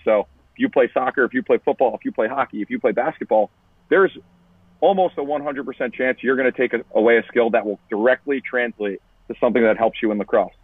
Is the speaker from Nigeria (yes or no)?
no; Long Island, New York, United States; I grew up in Long Island